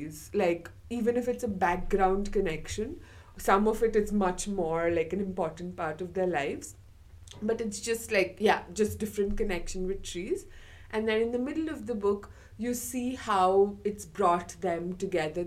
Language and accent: English; India; now in Scotland, United Kingdom; I'm from India.